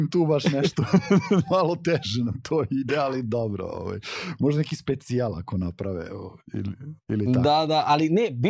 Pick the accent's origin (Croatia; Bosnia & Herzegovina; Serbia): Serbia; Belgrade; ja sam odrastao u blokovima na Novom Beogradu